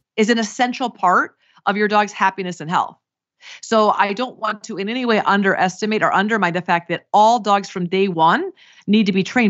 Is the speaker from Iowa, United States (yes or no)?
yes; Iowa, United States; moved away; I grew up in Iowa